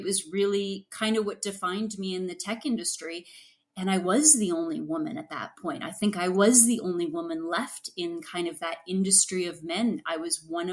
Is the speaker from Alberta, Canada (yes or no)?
no; Ottawa, Ontario, Canada; I was from Ottawa, didn't have the French background